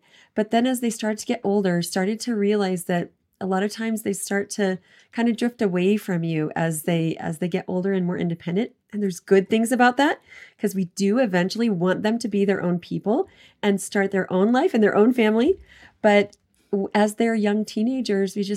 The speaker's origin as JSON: {"language": "English", "region": "East Coast", "country": "United States", "tie": "born or raised there", "moved": "yes", "lives_now": "Southern Utah, United States", "said": "I grew up on East Coast"}